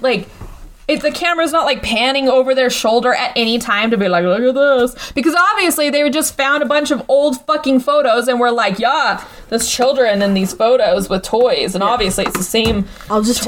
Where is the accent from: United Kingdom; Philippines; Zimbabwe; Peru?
United Kingdom; Scotland; I'm Scottish